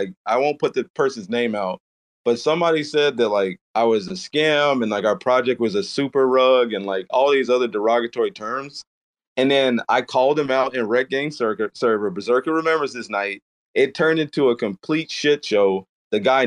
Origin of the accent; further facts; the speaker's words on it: the South, United States; I'm from the South